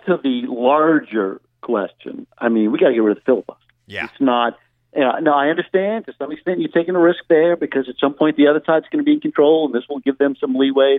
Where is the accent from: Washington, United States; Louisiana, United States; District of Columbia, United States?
Louisiana, United States; now in New York City, United States; I'm speaking to you uh, from, from Louisiana, my, my home my home state